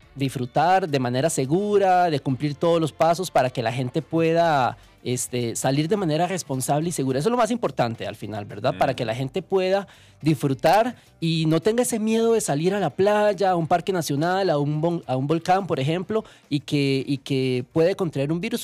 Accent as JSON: {"language": "Spanish", "country": "Costa Rica", "said": "Como costarricenses"}